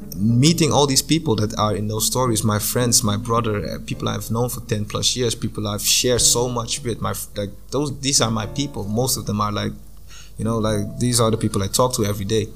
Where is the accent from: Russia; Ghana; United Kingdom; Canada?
Ghana; moved away as an adult; also born or lived in Japan / Zambia; I'm from Ghana, and I moved to Zambia